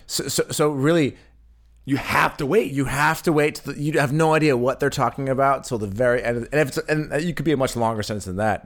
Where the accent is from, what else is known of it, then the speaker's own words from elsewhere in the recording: West Coast, United States; moved away as an adult; now in Berlin, Germany; for me in the West Coast